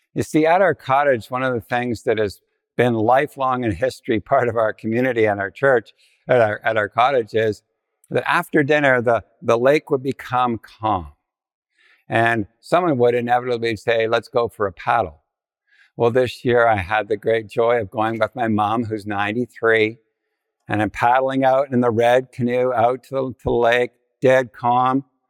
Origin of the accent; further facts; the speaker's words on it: Ontario, Canada; I was from Ontario